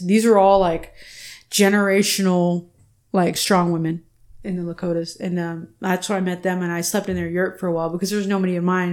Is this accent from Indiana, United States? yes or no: no; Texas, United States; are you from Texas? I was like, yeah. I was like, I'm Chicana